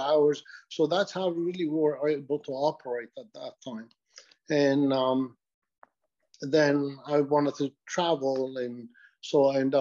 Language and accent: English; Beirut, Beirut Governorate, Lebanon; I'm Lebanese, actually. So I was born in Lebanon, in Beirut.